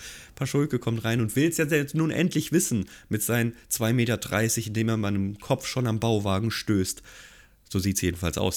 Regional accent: Gießen, Hesse, Germany; ich komme ja aus Gießen

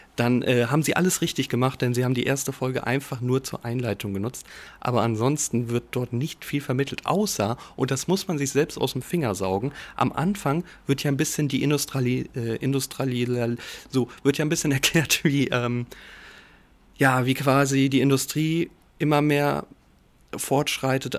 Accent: Giessen, Hesse, Germany; ich bin ja gebürtig in Gießen aufgewachsen

